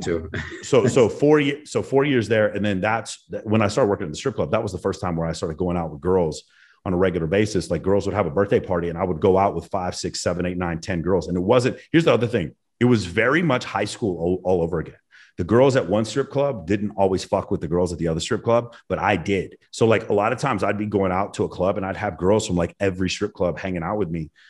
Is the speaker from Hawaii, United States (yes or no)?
no; Dallas, Texas, United States; growing up in Texas in the 90s